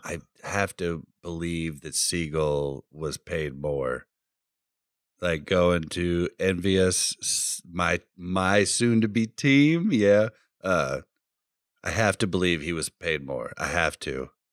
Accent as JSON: {"language": "English", "town": "Kansas City", "region": "Missouri", "country": "United States", "said": "I come from Kansas City"}